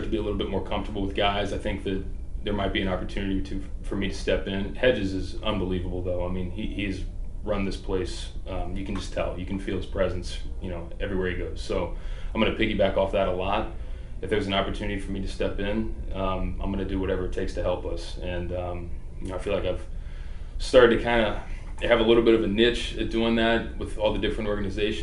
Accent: Kentucky side of the river, United States; I grew up on the Kentucky side of the river, but yeah, grew up going to Reds games, Bengals fan

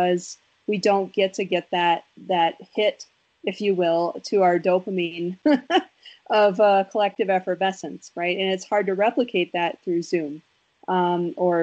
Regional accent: Wisconsin, United States; I'm from Wisconsin, and I'm like the world's saddest Packer

